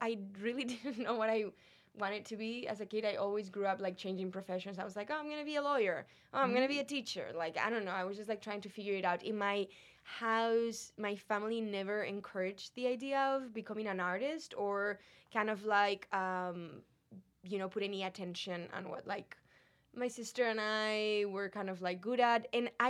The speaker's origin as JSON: {"language": "English", "country": "Spain", "tie": "born or raised there", "moved": "as an adult", "said": "Spain. You mm-hmm. know, I was 27. I was like, okay, life is not really that long. I've been 27 years in my home country."}